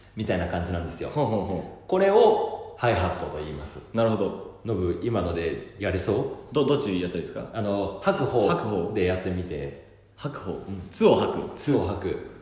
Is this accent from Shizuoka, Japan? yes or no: no; Aichi, Japan; now in Tokyo, Japan; 私が実家愛知県のお家でおばあちゃんと2人で